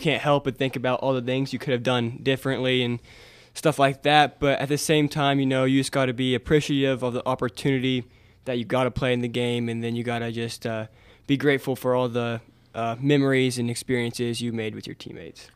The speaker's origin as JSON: {"language": "English", "town": "Montezuma", "region": "Kansas", "country": "United States", "tie": "born or raised there", "said": "growing up in Montezuma"}